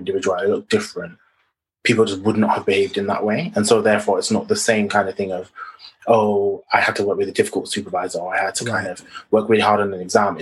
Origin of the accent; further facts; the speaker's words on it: Bradford, Yorkshire and the Humber, United Kingdom; I'm from Bradford, in West Yorkshire